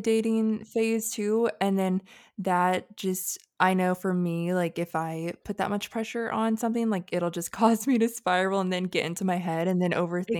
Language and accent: English; North Carolina, United States; now in Hawaii, United States; I'm from North Carolina